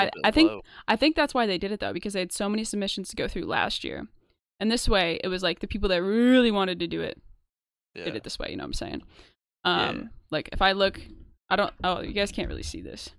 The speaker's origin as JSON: {"language": "English", "country": "United States", "said": "I am from the United States"}